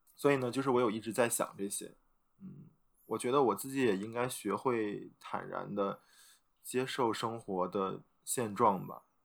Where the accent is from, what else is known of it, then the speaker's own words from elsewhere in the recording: China; now in Xi'an, China; 我们中国人